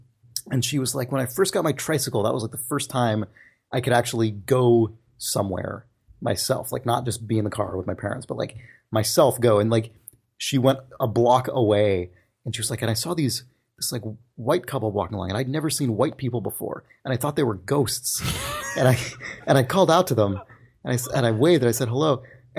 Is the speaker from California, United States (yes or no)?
no; Houston, Texas, United States; and that's because I grew up in Houston.